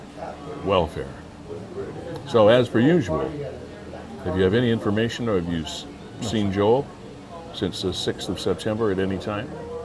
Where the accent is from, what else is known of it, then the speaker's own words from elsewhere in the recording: Niagara Falls, Ontario, Canada; also born or lived in Fort Erie, Ontario; I grew up more in the Falls area and Black Creek, Fort Erie side of things.